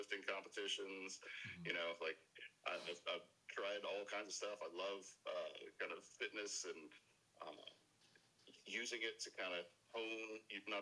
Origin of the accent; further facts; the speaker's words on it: Arkansas, United States; born and raised in Arkansas